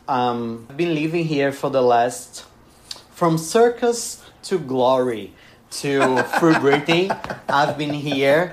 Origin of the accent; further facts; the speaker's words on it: Bahia, Brazil; English is a second language; moved away as an adult; now in Paraíba, Brazil; I'm from Bahia, which is a place that we have a lot of music going on.